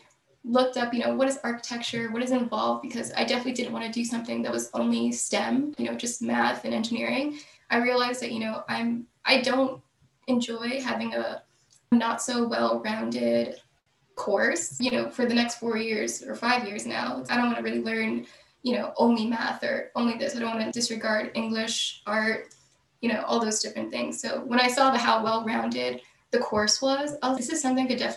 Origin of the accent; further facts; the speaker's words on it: South Central New Jersey, United States; also born or lived in Bronx, New York; I was born in the Bronx, but after age 7, I moved to New Jersey, South Central New Jersey